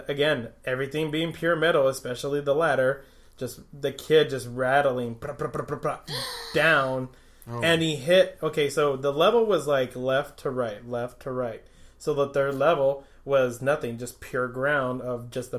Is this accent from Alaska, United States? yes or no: yes; Fort Greely, Alaska, United States; going up with me and my brother and a couple of kids that we grew up with in Fort Greeley